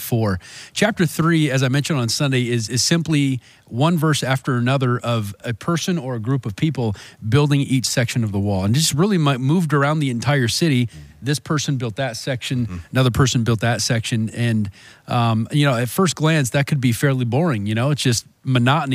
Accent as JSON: {"language": "English", "town": "Fort Wayne", "region": "Indiana", "country": "United States", "tie": "born or raised there", "said": "growing up in Fort Wayne, so I love the huge skyline buildings downtown"}